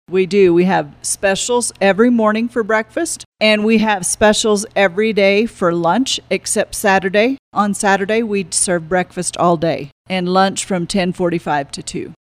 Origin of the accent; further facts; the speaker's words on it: Florida Panhandle, United States; also born or lived in Fort Garland, Colorado; now in Monte Vista, United States; I was born and raised in the Florida Panhandle